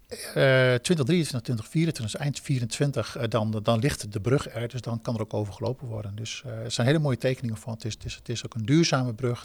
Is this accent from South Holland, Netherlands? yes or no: no; Groningen, Netherlands; ik ben een Groninger, dan word je wat kort voor de kop.